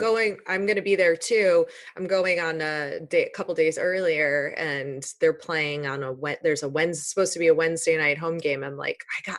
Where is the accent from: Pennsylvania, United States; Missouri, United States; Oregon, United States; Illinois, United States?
Illinois, United States; Chicago; I'm from Chicago